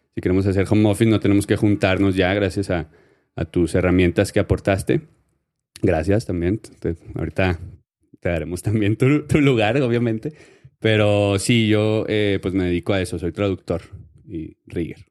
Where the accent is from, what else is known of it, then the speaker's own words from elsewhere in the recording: Ciudad Juárez, Chihuahua, Mexico; accent: northern; soy del norte, soy de Ciudad Juárez y hablo con la H